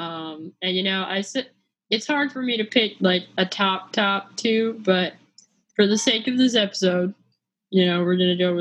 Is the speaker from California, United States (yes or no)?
yes; California, United States; I am from California, and California is hot, but it's not humid.